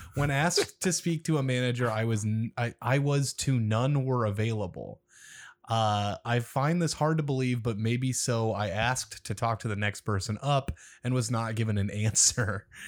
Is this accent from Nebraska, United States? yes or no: yes; Omaha, Nebraska, United States; my hometown